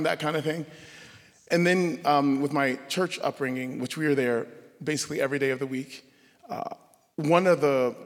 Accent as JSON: {"language": "English", "town": "Savannah", "region": "Georgia", "country": "United States", "tie": "born or raised there", "said": "I grew up in Savannah, Georgia. Savannah, Georgia is home"}